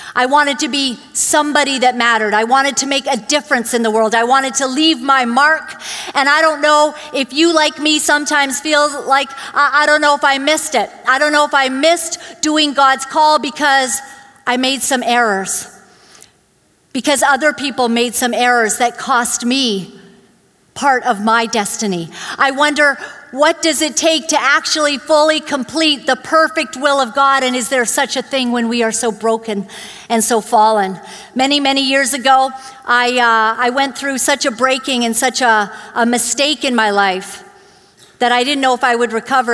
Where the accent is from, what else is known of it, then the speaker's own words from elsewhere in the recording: Vancouver, British Columbia, Canada; also born or lived in Uganda; when we came to, to Canada, I grew up in Glad Tidings Church, you know, just down the way